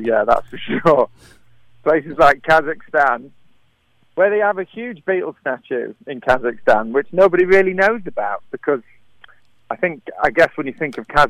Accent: North West England, United Kingdom; accent: Scouse; Oh, well, just outside of Liverpool, actually.

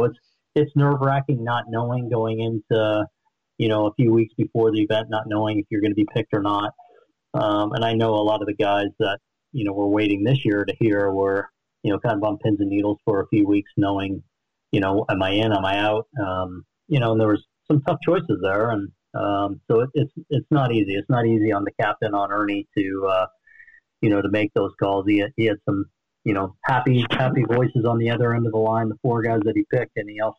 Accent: East Coast, United States; also born or lived in West; growing up on the East Coast, but then going to BYU and spending a lot of time in the West

